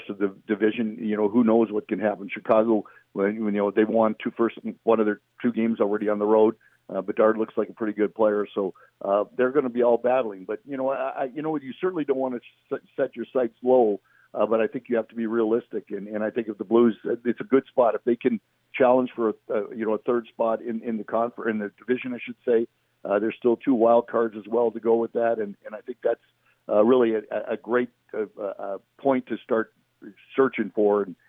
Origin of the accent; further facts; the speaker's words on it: Western Canada, Canada; we're all from the West